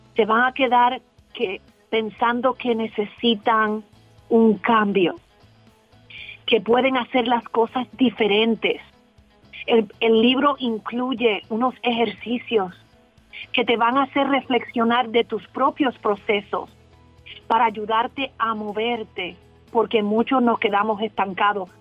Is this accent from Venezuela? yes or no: no; Michoacán, Mexico; now in Indianapolis, United States; Me encuentro por ahora en Indianápolis, pero soy michoacana de corazón.